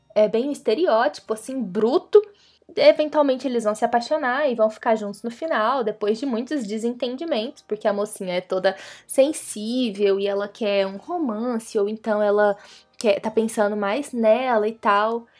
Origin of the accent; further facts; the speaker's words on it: Brazil; A gente é brasileiro, a gente conhece a gambiarra